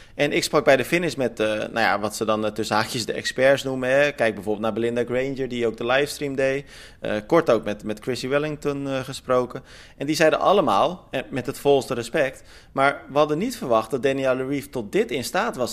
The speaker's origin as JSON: {"language": "Dutch", "country": "Netherlands", "said": "wij eh, als Nederlanders"}